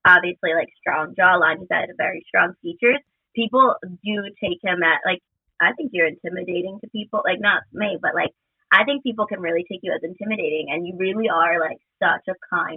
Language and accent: English; Chalmette, Louisiana, United States; I grew up in New Orleans, but Chalmette, which is like 20-30 minutes from New Orleans, and grew up down there, and I've never lived anywhere else